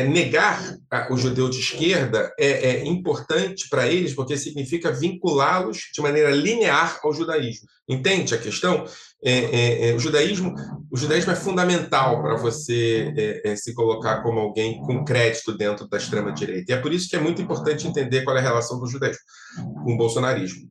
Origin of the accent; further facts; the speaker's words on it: Brazil; nós sofremos no Brasil